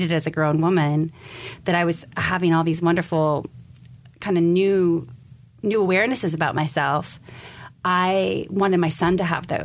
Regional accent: San Carlos, California, United States; we grew up in San Carlos

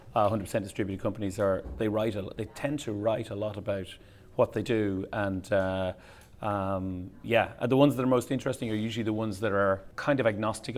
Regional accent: Ireland; me as an Irish guy, but very much a citizen of the European Union, who's worked with a lot of US companies

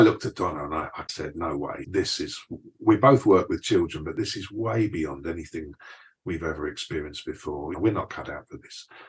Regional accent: London, United Kingdom; moved away as an adult; also born or lived in Essex / Tenerife; now in Bay Area, United States; coming from East London, there was such a diversity of ethnicities in East London and Essex when I left. There'd been a big African influx. There was a lot of people coming in from Eastern Europe. There had always been a big Indian and Pakistani

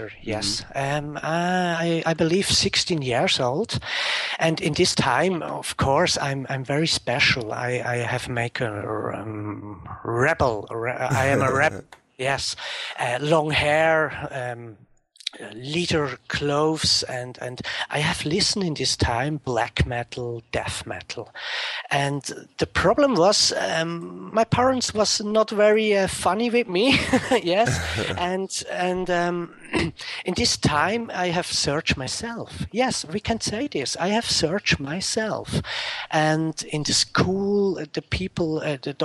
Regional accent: Zurich, Switzerland; I was born in Switzerland, in Zurich. And now I am 35 years old and live in Switzerland. I live 20 minutes from Zurich.

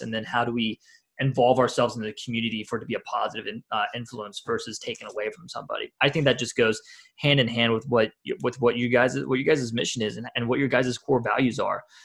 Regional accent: Marion, Ohio, United States; now in Atlanta, United States; I'm from the Columbus area, this tiny little town called Marion, Ohio.

